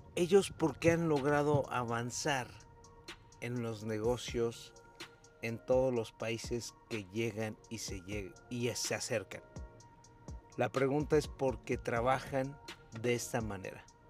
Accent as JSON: {"language": "Spanish", "country": "Mexico"}